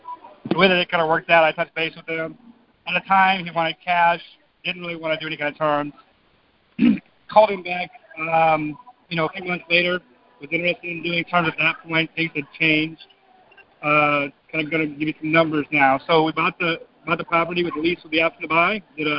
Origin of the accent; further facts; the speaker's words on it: Louisville, Kentucky, United States; This is … and …. We're from Louisville, Kentucky.